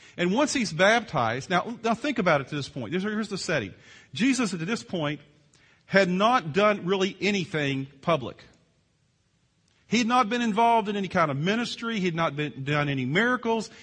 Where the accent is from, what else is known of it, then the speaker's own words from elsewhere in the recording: Virginia, United States; moved away; I grew up in Virginia on the East Coast